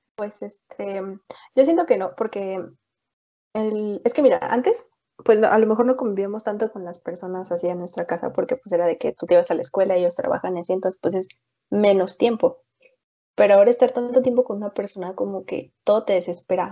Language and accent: Spanish; Mexico; yo no soy de la Guerrero, yo soy de la Vicente Guerrero